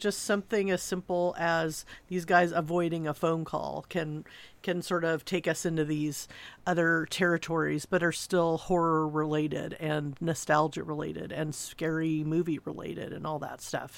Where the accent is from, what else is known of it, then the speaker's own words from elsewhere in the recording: Southern California, United States; I'm from Southern California